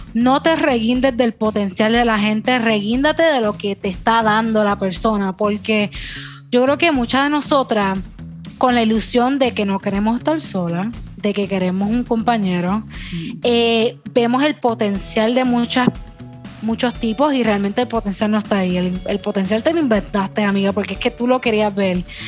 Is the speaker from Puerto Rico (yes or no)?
yes; Puerto Rico; first language Spanish; Yo soy bien boricua.